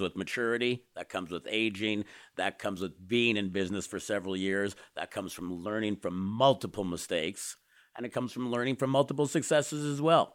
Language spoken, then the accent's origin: English; Canada; I'm a Canadian